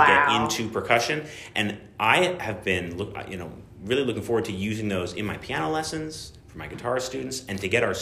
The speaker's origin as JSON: {"language": "English", "region": "Massachusetts", "country": "United States", "tie": "born or raised there", "also_born_or_lived": "Audubon, Pennsylvania", "moved": "as an adult", "lives_now": "Pennsylvania, United States", "said": "My parents moved there when I was 7 years old, so I pretty much grew up up there"}